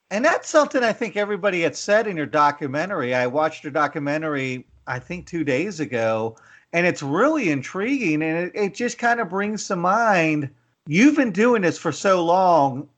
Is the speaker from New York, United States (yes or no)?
no; McKeesport, Pennsylvania, United States; moved away; I grew up in McKeesport